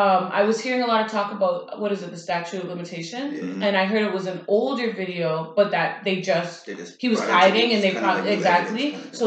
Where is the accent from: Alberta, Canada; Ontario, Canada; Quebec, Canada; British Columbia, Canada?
Ontario, Canada; Toronto; we are from Toronto